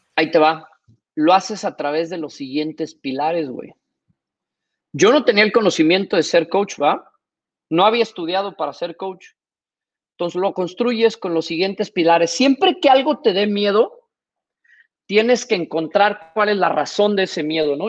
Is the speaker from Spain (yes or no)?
no; Mexico; moved away as an adult; also born or lived in Singapore; como buen mexicano